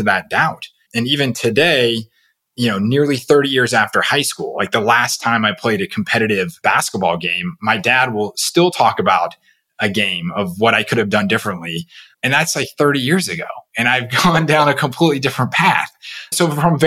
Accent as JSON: {"language": "English", "town": "Seattle", "region": "Washington", "country": "United States", "tie": "born or raised there", "said": "I grew up in the Seattle area"}